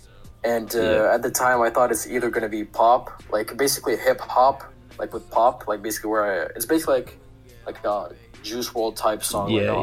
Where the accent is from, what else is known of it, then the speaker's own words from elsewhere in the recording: Russia; moved away as an adult; now in Turkey; I was born and I grew up in Russia